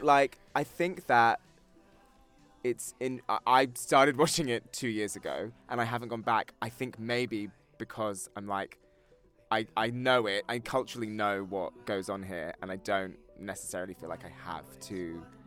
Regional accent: near Brighton, South East England, United Kingdom; we were in Brighton, which is the town that I'm sort of near um, when uh, in my hometown

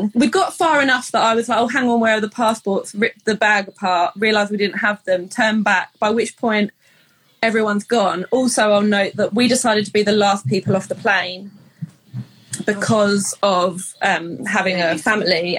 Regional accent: England, United Kingdom; moved away as an adult; now in Canada; we're English

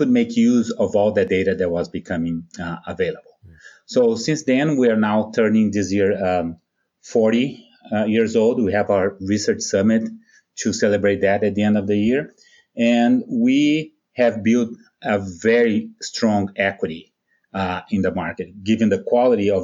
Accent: Brazil; moved away as an adult; now in United States; When your audience hears me, they might be thinking, based on my accent, that I'm from Mississippi or Alabama. I'm actually from Brazil

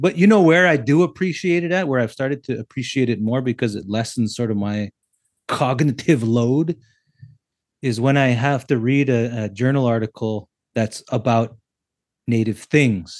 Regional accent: United States; now in Canada; I'm a native from the States

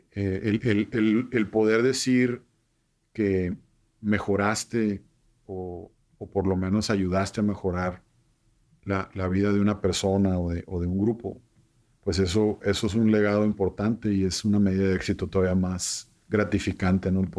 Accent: Nogales, Sonora, Mexico; Entonces, Nogales lo veo muy identificado, pues sí, nos encanta divertirnos, somos gente apasionada, sonorense

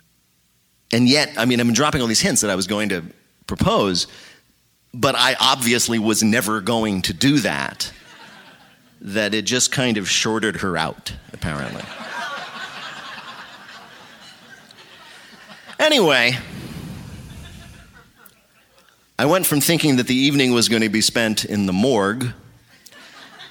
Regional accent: New Jersey, United States; I'm from New Jersey

